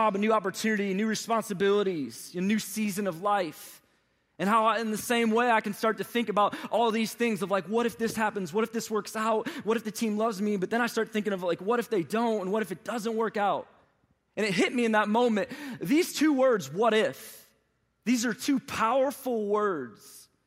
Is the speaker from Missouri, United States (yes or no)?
yes; St. Louis, Missouri, United States; moved away as an adult; now in Atlanta, United States; I was born and raised from in St. Louis, Missouri